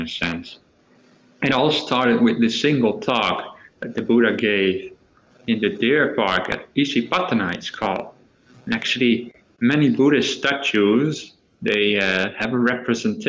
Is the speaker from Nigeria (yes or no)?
no; Netherlands; moved away as an adult; now in Australia; I was from the Netherlands